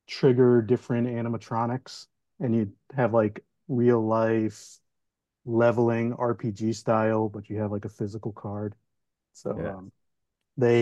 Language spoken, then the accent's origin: English; New York City, New York, United States; now in Tampa, United States; growing up in Brooklyn